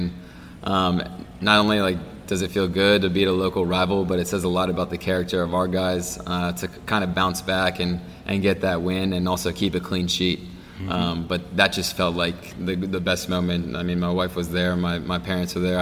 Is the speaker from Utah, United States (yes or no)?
no; Charlotte, North Carolina, United States; Charlotte FC, my hometown club